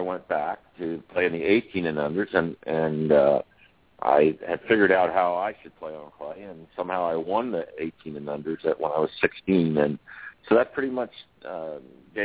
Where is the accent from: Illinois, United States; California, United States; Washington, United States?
California, United States; Bakersfield; I grew up in California, in Bakersfield, California, which is in Central California